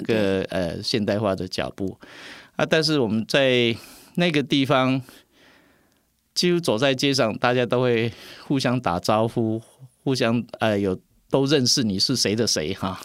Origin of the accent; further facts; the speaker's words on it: Puzi, Chiayi County, Taiwan; 我从小是在这样一个埔子，这一个地方